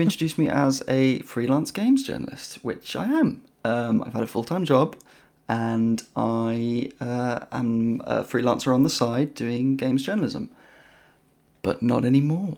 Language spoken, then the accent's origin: English; United Kingdom; I'm British